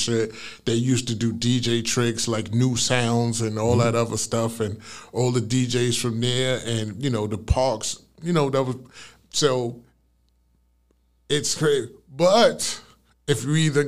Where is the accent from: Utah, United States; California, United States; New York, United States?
New York, United States; New York City; I'm from Brooklyn